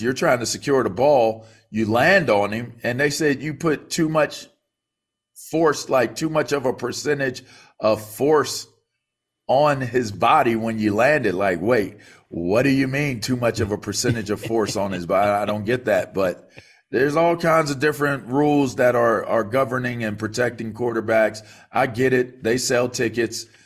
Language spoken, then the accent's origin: English; Pittsburgh, Pennsylvania, United States; we're Pittsburgh guys. He's, he's from Penn Hills. I'm from North Hills